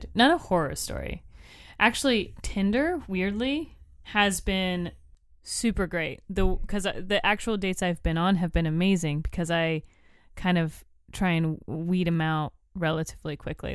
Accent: Florida, United States; I'm from Florida

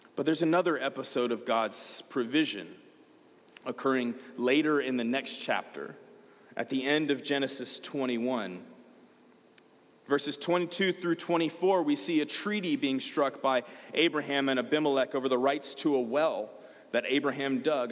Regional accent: Georgia, United States; I'm from Georgia.

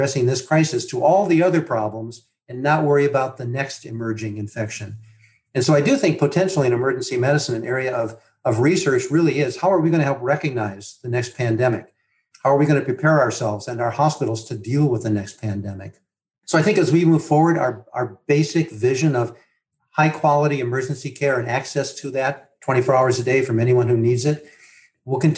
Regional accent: Midwest, United States; I grew up in the Midwest, the oldest of six boys in a big family.

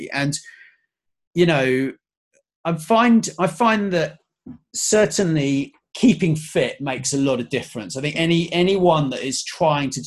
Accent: England, United Kingdom; I was born in England, but my dad, he's actually from Connecticut

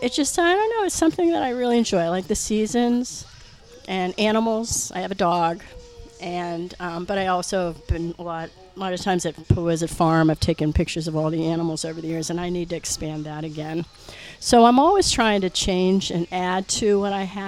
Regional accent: Pittsburgh, Pennsylvania, United States; now in Westwood, United States; I grew up in Pittsburgh, and in the 70s, I was in high school

